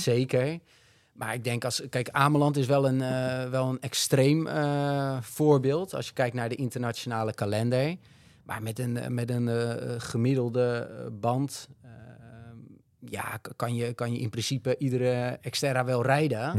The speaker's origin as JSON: {"language": "Dutch", "country": "Netherlands", "said": "wij als Nederlanders"}